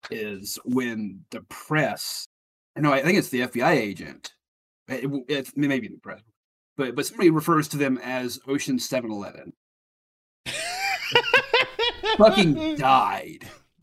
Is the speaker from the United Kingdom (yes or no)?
yes; United Kingdom; And then you know, Craig, I'm from Britain. I got this too.